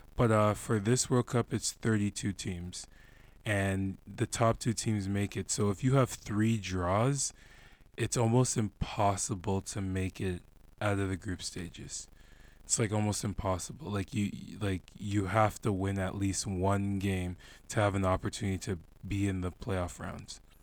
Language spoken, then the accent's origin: English; Canada; my roots are Ghanaian, but I grew up in Canada